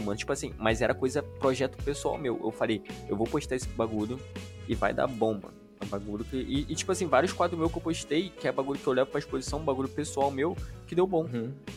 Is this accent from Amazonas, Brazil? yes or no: yes; Parintins, Amazonas, Brazil; also born or lived in Manaus / Cabo Frio; now in Itaboraí, Brazil; eu cresci no interior do Amazonas, que é em Parintins